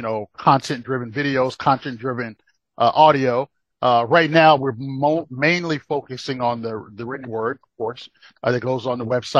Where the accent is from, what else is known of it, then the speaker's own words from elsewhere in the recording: Rocky Mount, North Carolina, United States; also born or lived in Brooklyn, New York; now in Atlanta, United States; growing up in Brooklyn and growing up in, growing up in giant Brooklyn, New York, and then moving to tiny Rocky Mountain, North Carolina.